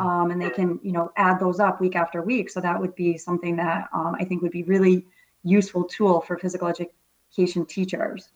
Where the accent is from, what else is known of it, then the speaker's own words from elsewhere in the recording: Vermont, United States; moved away as an adult; also born or lived in Acton, Massachusetts; I'm a native New Englander, born and raised in Vermont